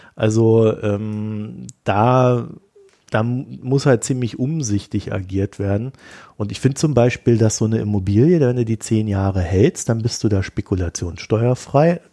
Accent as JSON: {"language": "German", "country": "Germany", "said": "ich komme ja aus der DDR"}